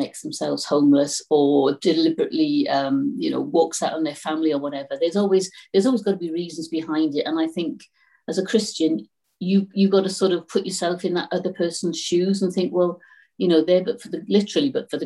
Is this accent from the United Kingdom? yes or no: yes; Newport, Wales, United Kingdom; I'm really glad that I'm from Newport West, because I know the areas